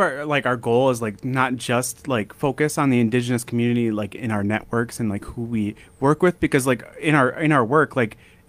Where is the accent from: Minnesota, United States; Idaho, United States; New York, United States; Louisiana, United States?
Minnesota, United States; Brooklyn Park; moved away as an adult; now in Fargo, United States; I grew up in the Twin Cities. I grew up in Brooklyn Park and kind of lived in the Twin Cities most of my life. And I came out here about 5 or 6 years ago